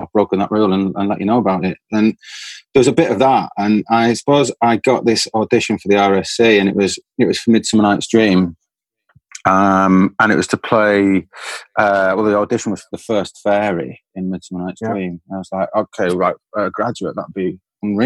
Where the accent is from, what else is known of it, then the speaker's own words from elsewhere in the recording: Manchester, North West England, United Kingdom; I'm from Manchester, and I'd go past the Royal Exchange on a bus